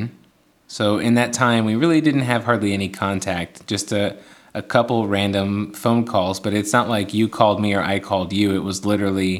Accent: Knightstown, Indiana, United States; moved away as an adult; was born and raised in Knightstown, Indiana

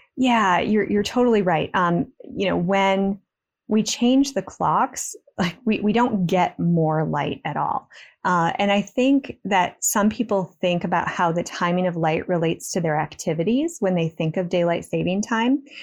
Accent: West Michigan, United States; I grew up in West Michigan, which is actually part of the eastern time zone.

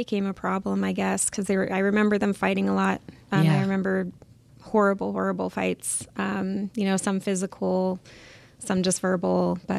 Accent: Huntington Beach, California, United States; also born or lived in Santa Ana / Moreno Valley; we were living in Moreno Valley. So I was born in Santa Ana, and then we moved to Moreno Valley, and then we moved back to Huntington Beach when I was about age 7.

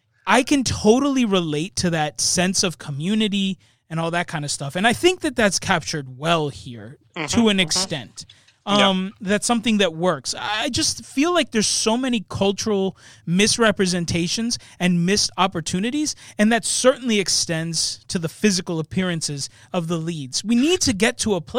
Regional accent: United States; I'm born and raised here

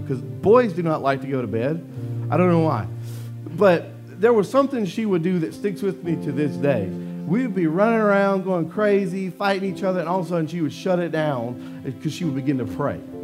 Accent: Louisiana, United States; I'm from Louisiana

